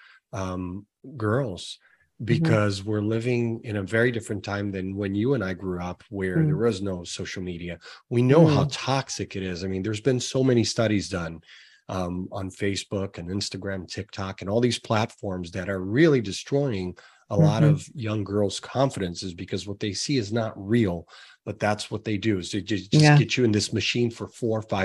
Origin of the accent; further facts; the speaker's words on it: Brazil; moved away; I'm originally from Brazil